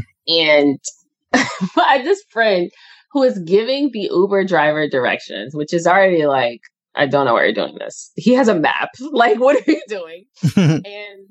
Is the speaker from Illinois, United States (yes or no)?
yes; Chicago, Illinois, United States; also born or lived in New York / San Francisco; now in Los Angeles, United States; I'm from Chicago. I lived in New York for a bit.